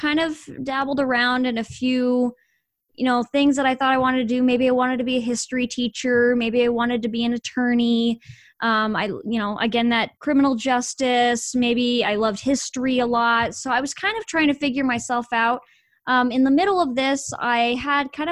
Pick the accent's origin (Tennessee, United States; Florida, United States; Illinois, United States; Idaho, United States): Idaho, United States; moved away as an adult; now in Texas, United States; I was born and raised in Idaho, moved to Texas recently.